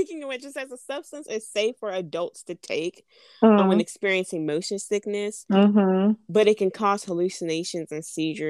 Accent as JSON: {"language": "English", "country": "United States", "said": "I'm from America"}